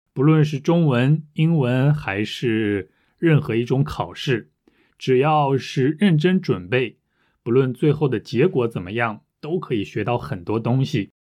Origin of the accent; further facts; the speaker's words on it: Russia; Chinese is a second language; 我来自俄罗斯